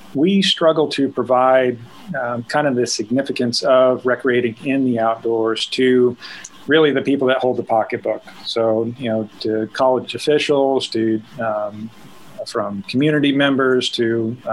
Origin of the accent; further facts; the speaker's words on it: Northwest Missouri, United States; I grew up in Northwest Missouri